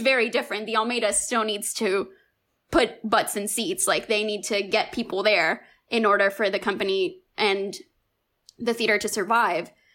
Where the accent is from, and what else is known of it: Miami, Florida, United States; born or raised there; also born or lived in Cuba